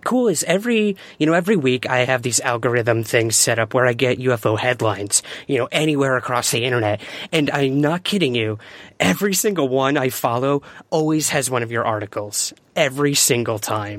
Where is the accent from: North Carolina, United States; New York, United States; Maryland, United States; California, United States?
New York, United States; Syracuse; just because I'm from Syracuse